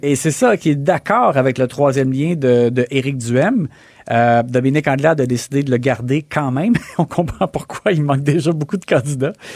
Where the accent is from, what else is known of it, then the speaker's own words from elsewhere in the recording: Quebec, Canada; chez nous au Québec